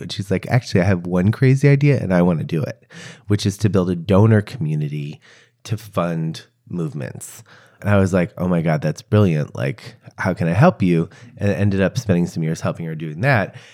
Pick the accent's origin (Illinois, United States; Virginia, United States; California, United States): Illinois, United States; Chicago; I was born in Chicago. I'm forty-six years old. I grew up in a neighborhood called Hyde Park